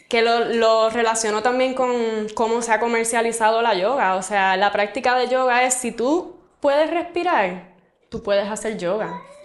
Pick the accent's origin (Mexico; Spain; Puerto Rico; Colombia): Puerto Rico; como puertorriqueñas